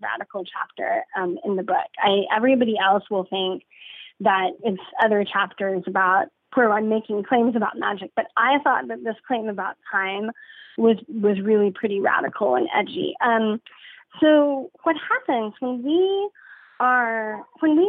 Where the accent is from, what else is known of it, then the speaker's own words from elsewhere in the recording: San Antonio, Texas, United States; I'm from San Antonio, half my family's Catholic